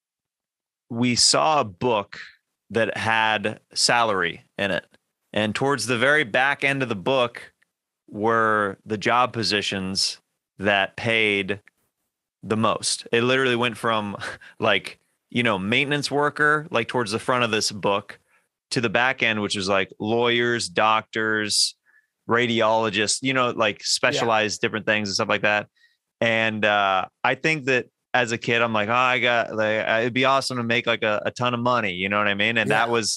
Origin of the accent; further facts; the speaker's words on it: Overland Park, Kansas, United States; moved away; it's Kansas City. I grew up in Overland Park.